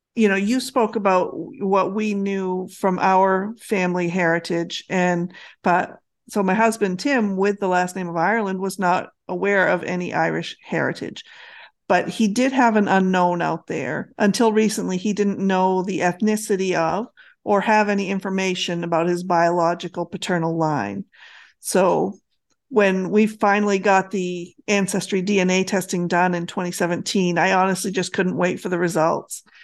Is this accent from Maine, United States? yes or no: yes; Central Maine, United States; moved away as an adult; also born or lived in Wyoming / Alaska / New Hampshire; where we grew up in Central Maine